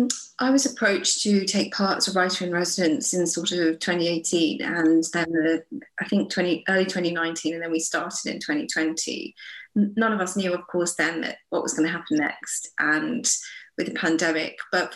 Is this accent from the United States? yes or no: no; England, United Kingdom; I have a British passport. I'm British and I consider myself English in some important ways.